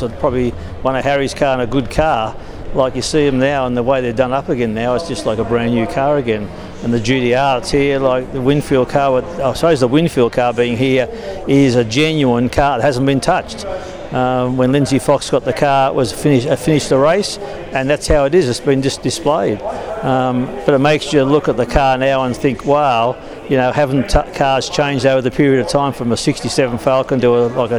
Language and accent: English; Australia; So they're the sort of things you miss as being an Australian.